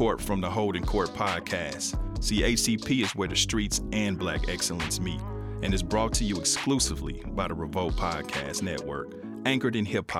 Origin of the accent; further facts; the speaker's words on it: Kansas City, Missouri, United States; moved away as an adult; now in Los Angeles, United States; when I'm here and people ask me where I'm from, I say I'm from Kansas City, Missouri.